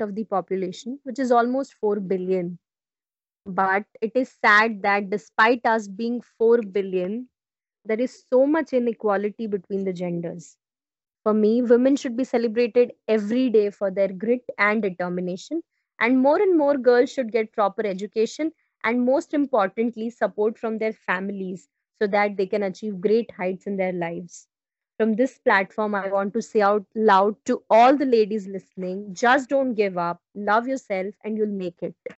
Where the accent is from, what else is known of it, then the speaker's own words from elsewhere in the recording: Gujarat, India; from Gujarat, India